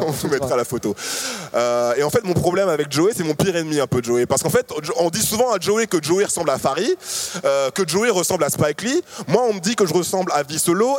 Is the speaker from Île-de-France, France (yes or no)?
yes; Paris, Île-de-France, France; also born or lived in Martinique; je suis né en Martinique, je vis à Paris depuis que j'ai 6 ans